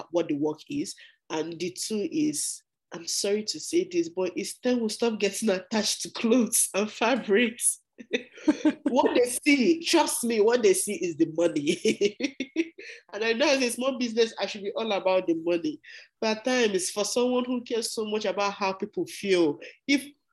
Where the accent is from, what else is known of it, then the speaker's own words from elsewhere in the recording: Nigeria; moved away as an adult; now in Canada; I'm from Nigeria.